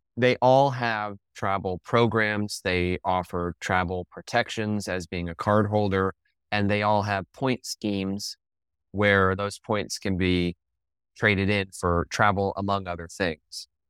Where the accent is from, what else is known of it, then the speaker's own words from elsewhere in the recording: Denver, Colorado, United States; moved away as an adult; also born or lived in Ohio / Baltimore; I grew up in Colorado, went to school in Ohio, moved to Baltimore